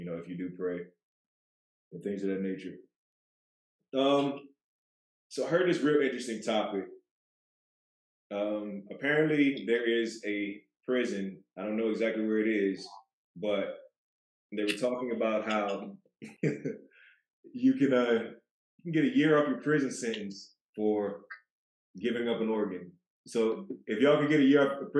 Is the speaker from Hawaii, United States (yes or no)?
no; Michigan, United States; we're from Michigan